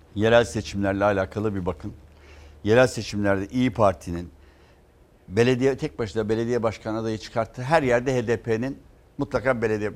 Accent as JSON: {"language": "Turkish", "region": "Istanbul", "country": "Turkey", "tie": "born or raised there", "said": "ben doğma büyüme Fatihliyim"}